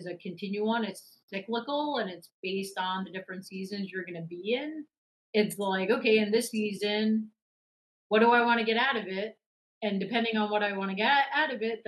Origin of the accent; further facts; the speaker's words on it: New York City, New York, United States; now in Charlotte, United States; I grew up in New York City